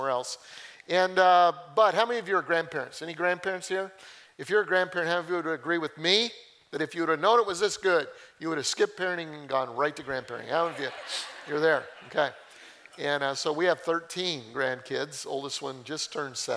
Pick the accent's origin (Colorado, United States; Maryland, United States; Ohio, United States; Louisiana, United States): Colorado, United States; I grew up in Colorado